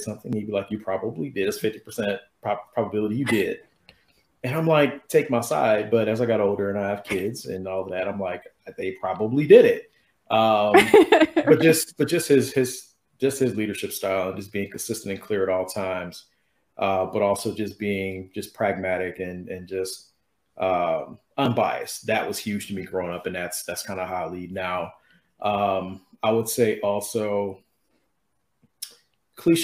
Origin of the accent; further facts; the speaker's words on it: Detroit, Michigan, United States; moved away as an adult; also born or lived in Colorado; now in Chicago, United States; born and raised in Detroit